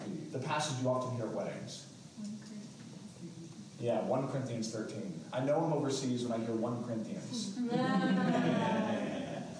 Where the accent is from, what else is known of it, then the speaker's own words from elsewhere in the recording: England, United Kingdom; now in Fayetteville, United States; I'm English, like through and through.